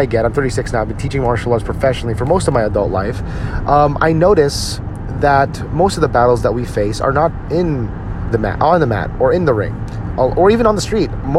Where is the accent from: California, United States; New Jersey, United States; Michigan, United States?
New Jersey, United States; now in Dallas, United States; I'll be visiting my hometown in New Jersey in a few weeks to spend it with my family back there, because I'm originally from New Jersey. I live in Dallas, Texas now